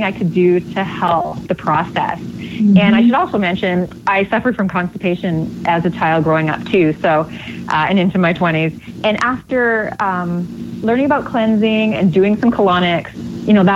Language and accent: English; Canada; I grew up in Canada